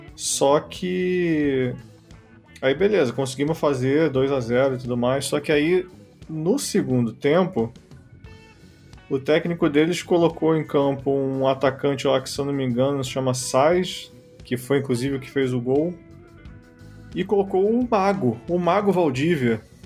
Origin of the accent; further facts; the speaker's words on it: Rio de Janeiro, Brazil; eu sou carioca